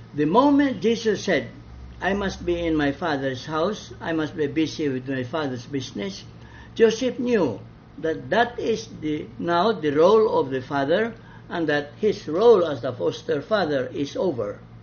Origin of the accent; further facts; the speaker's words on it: Balamban, Central Visayas, Philippines; in my hometown, Balamban, we lived in a barangay of the Poblacion in Baliwagan.